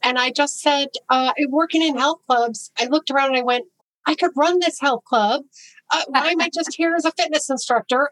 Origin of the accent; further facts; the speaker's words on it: Chicago, Illinois, United States; I got in with a, a health writer for the Chicago Tribune because I was from Chicago